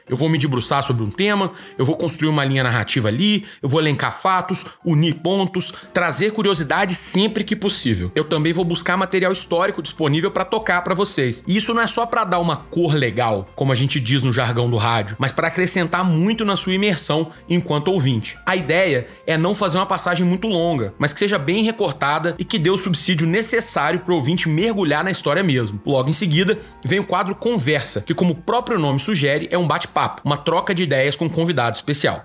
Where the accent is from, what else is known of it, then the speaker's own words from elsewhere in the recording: Divinópolis, Minas Gerais, Brazil; eu sou de Divinópolis, no interior de Minas Gerais